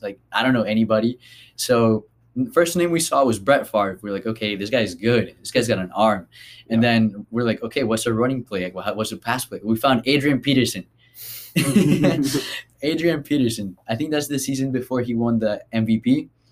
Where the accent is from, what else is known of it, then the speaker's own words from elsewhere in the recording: Colombia; moved away; I am from Colombia